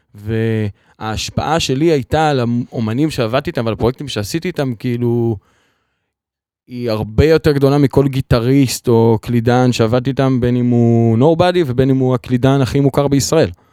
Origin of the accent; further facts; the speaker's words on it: Kfar Truman, Central District, Israel; now in Ramat Gan, Israel; אני במקור מכפר טרומן. במושב